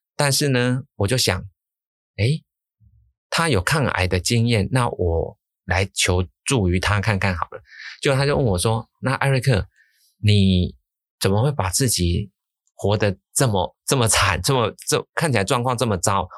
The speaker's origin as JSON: {"language": "Chinese", "region": "Changhua County", "country": "Taiwan", "tie": "born or raised there", "said": "我是彰化出生的，我们家族都在彰化，都是乡下"}